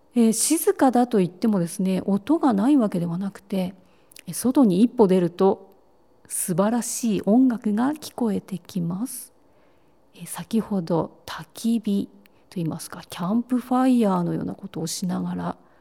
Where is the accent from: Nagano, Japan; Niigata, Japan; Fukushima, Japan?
Niigata, Japan; hometown of the Noism dance company; ノイズムというダンスカンパニーは実は店主の私のふるさとのダンスカンパニー